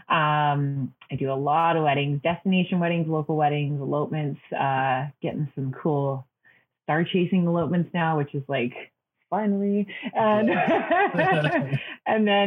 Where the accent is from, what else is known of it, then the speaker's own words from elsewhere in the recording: Hinton, Alberta, Canada; also born or lived in Vancouver; now in Calgary, Canada; The big pulp mill where I grew up in Hinton, Alberta